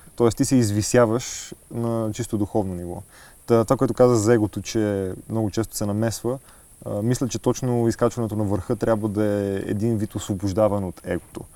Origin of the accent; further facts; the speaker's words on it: Sofia, Sofia City, Bulgaria; географски съм роден в София, но духом съм от Благоевград.